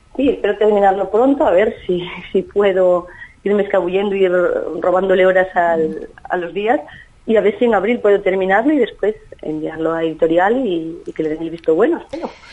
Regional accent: Galicia, Spain; en mi tierra, en mi Galicia natal.

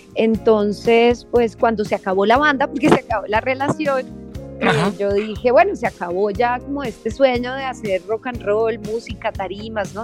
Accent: Colombia; also born or lived in London; soy latina, obviamente crecí en Colombia

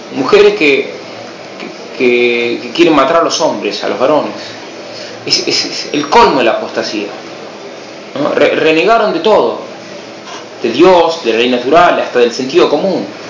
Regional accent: Buenos Aires, Argentina; moved away; Soy argentino, soy de Buenos Aires

